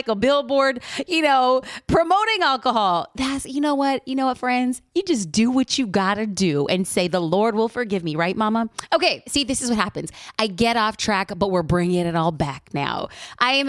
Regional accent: Orange County, California, United States; my hometown

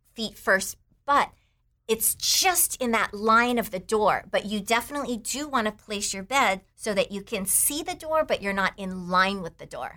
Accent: Taiwan; moved away; I grew up in Taiwan

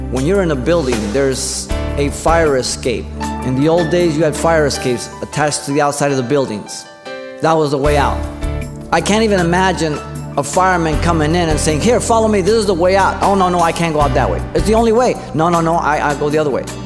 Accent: Mexico City, Mexico; now in United States; I was born in Mexico City, but I'm an American.

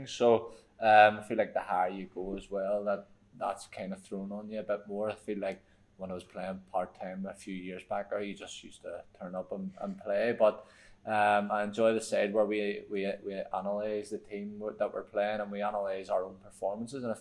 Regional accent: Ireland; I feel like for me because I'm an Irish person, it's probably different for me.

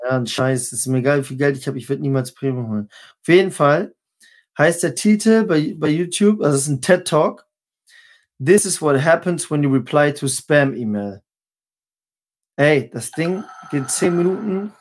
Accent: Northern Germany, Germany; also born or lived in Halle; als Norddeutscher

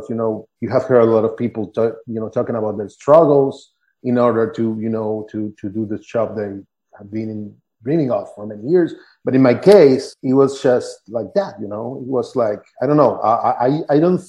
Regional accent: Buenos Aires, Argentina; I grew up in Buenos Aires, Argentina.

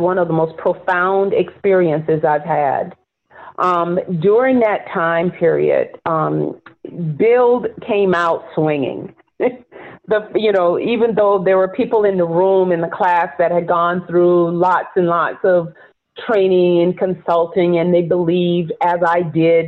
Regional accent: near Charleston, rural South Carolina, United States; also born or lived in Florida; now in New York, United States; as a Black woman growing up in rural South Carolina

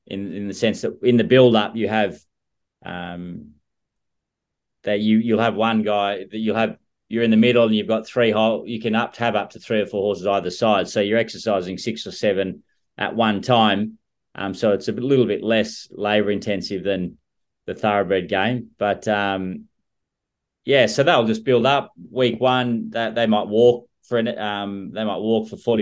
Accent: Scone, New South Wales, Australia; where I grew up in Scone.

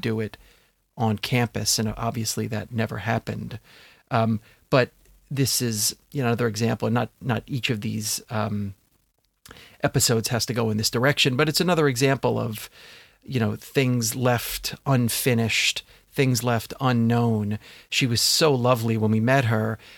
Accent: Long Island, New York, United States; moved away as an adult; now in Brooklyn, United States; Where I grew up on Long Island

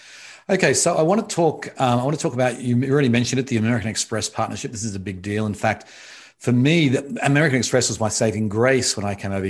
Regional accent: Australia; now in United States; I grew up in Australia, and this was, you know, my dad started a business and he always wanted to expand it to America. And that's ended up how I ended up over here.

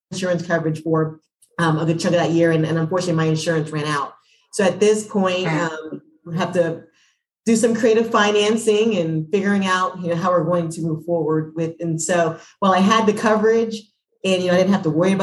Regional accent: Atlanta, Georgia, United States; I'm from Atlanta

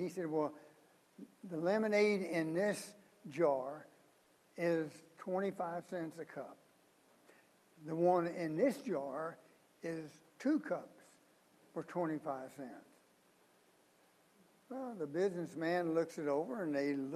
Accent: Missouri, United States; I grew up just a few miles from the Mississippi, and I can guarantee you, if there is a muddier, dirtier river than the Mississippi, I'm from Missouri

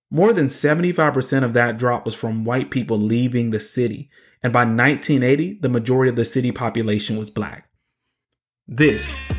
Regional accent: Birmingham, Alabama, United States; Growing up in Birmingham, I learned from conversations I overheard adults having that most of the white families that used to live in the city and send their kids to city schools had moved out to the suburbs

